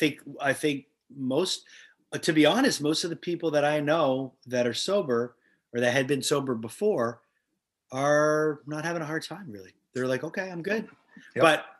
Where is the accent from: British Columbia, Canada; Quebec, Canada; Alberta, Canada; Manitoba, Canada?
Quebec, Canada; Montreal; born or raised there